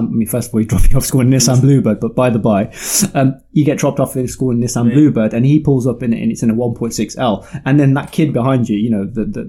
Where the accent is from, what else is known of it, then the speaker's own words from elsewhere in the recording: the Midlands, England, United Kingdom; I'm from the Midlands, and in the Midlands, we had something called the Bargain Pages